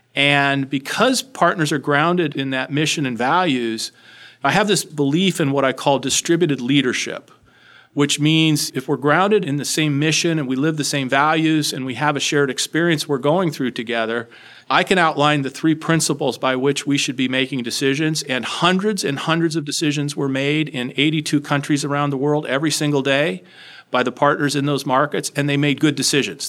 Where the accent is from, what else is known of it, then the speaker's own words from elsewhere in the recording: Los Alamos, New Mexico, United States; moved away; I grew up in a small town in New Mexico, Los Alamos, New Mexico